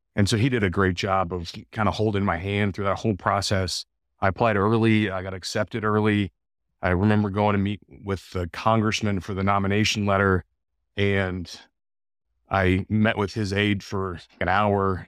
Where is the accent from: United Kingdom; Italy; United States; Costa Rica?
United States; El Paso, Texas; moved away as an adult; growing up in El Paso, Texas